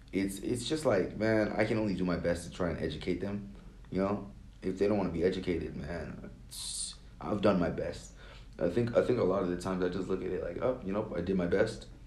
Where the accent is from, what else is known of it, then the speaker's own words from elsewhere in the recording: Nigeria; a lot of like african americans are very supportive of uh me as a Nigerian, you know.